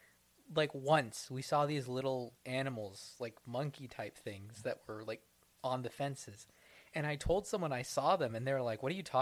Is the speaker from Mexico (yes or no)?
yes; Mexico City, Mexico; moved away; My hometown, yes. My pride and joy, Mexicocity